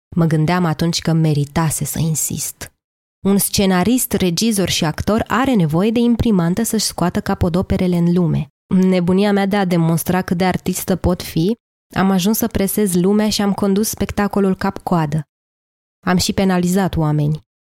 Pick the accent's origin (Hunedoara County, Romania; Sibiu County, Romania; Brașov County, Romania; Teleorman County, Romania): Teleorman County, Romania; Lița; also born or lived in Turnu Măgurele, Teleorman; M-am născut în turnul Măgurele, Teleorman, un oraș pe malul Dunării aproape la fel de mic cât un cartier din București. Am copilărit apoi în Lița, un sat cu o singură stradă denumită, situat pe un deal